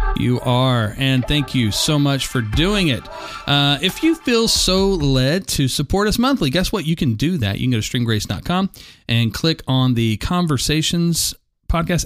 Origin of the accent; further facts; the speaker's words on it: United States; I'm an American